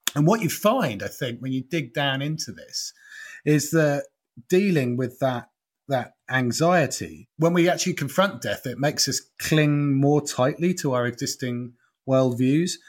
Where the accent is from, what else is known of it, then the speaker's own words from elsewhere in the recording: Norfolk, East of England, United Kingdom; now in London, United Kingdom; I'm from Norfolk and live in London.